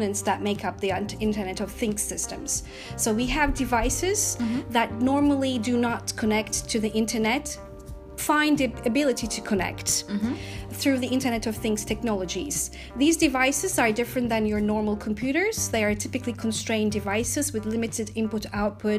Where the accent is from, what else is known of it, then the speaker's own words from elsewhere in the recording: Istanbul, Turkey; moved away as an adult; also born or lived in United States; now in United Kingdom; I was born in Istanbul, Turkey, and after finishing my university studies, I moved to the USA